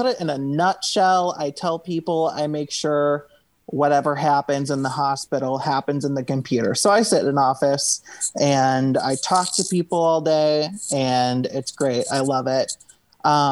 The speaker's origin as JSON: {"language": "English", "town": "Cincinnati", "region": "Ohio", "country": "United States", "said": "I'm from Cincinnati, Ohio"}